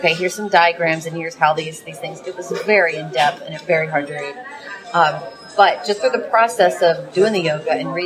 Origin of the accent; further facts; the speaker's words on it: Monroe, Louisiana, United States; moved away as an adult; now in New Orleans, United States; So I come from Monroe. It's my home